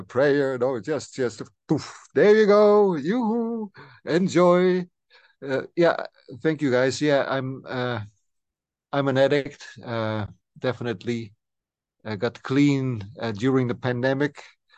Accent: Friesland, Netherlands; I'm a guy from the Frisian lands

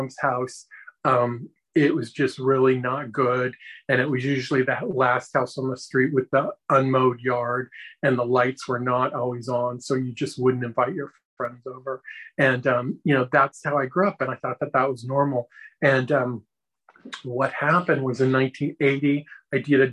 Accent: Tampa, Florida, United States; also born or lived in California; we moved from California to this town in Florida that had one stoplight in it. And it was devastating for me as a 13-year-old kid

